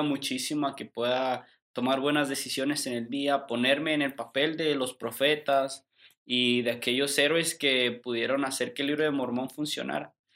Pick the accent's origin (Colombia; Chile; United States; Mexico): Mexico; nosotros como mexicanos